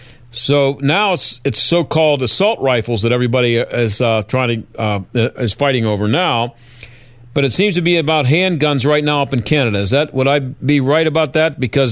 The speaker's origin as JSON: {"language": "English", "country": "United States", "said": "I'm an American."}